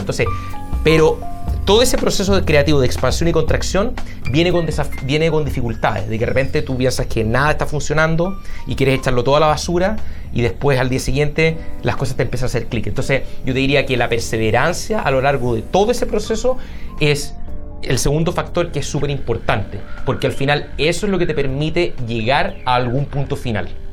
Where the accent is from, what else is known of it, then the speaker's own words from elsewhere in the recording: Santiago, Santiago Metropolitan Region, Chile; moved away as an adult; now in Seattle, United States; soy de Santiago, eh, viví toda mi vida ahí hasta los 28 años.